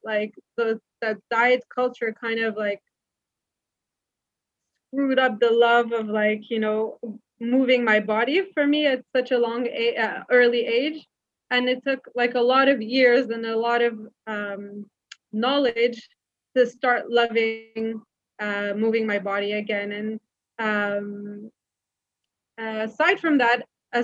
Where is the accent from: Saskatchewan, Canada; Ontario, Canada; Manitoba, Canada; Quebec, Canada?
Quebec, Canada; Montreal; moved away as an adult; now in Israel; I was actually born and raised in Montreal in Canada